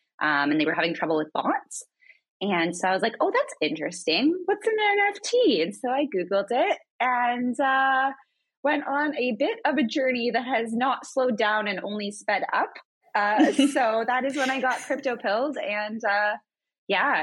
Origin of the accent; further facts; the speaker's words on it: Northern Ontario, Canada; moved away as an adult; I grew up in Northern Ontario in a little town.